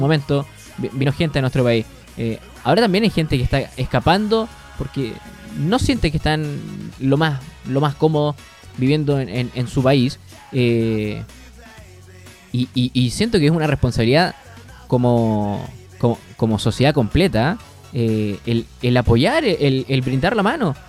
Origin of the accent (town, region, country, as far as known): Chile